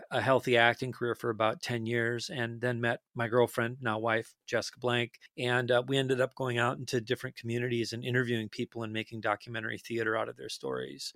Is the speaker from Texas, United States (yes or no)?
no; Detroit Lakes, Minnesota, United States; moved away; I'm from a tiny, tiny town in northern Minnesota, uh, northwestern Minnesota called Detroit Lakes